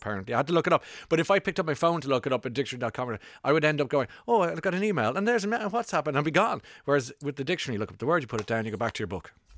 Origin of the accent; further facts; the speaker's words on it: Ireland; now in London, United Kingdom; I'm from Ireland